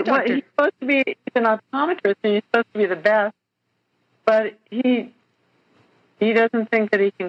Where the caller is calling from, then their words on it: Atascadero, California, United States; I'm calling from Atascadero, California, which is on the central coast of California.